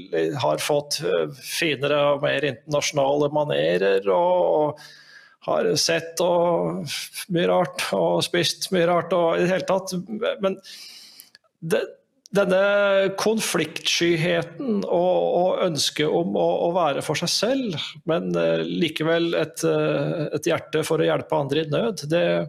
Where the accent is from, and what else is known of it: Norway; also born or lived in Italy